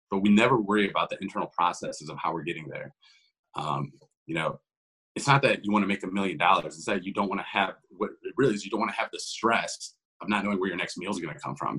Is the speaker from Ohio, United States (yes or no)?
yes; Ohio, United States; also born or lived in Columbus, Ohio; I'm from Ohio. I'm born and raised here. I've been here my entire life.